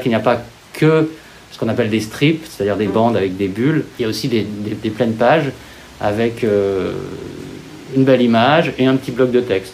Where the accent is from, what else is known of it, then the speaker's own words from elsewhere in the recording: Lyon, Auvergne-Rhône-Alpes, France; je suis lyonnais euh, d'origine, je suis né à Lyon